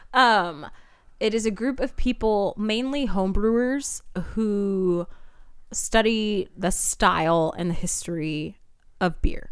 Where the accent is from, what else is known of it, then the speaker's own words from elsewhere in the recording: San Diego, California, United States; Growing up in San Diego, I grew up in I B